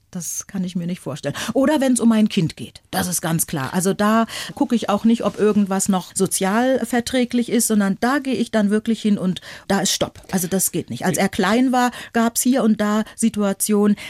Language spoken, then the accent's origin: German; Northern Germany, Germany; accent: Hochdeutsch; ich komme aus Norddeutschland und in Norddeutschland sprechen wir Hochdeutsch